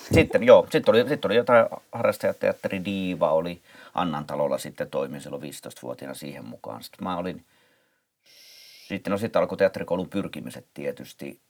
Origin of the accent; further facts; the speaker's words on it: Helsinki, Uusimaa, Finland; Pitäjänmäen lapsia, mistä mä oon kotoisin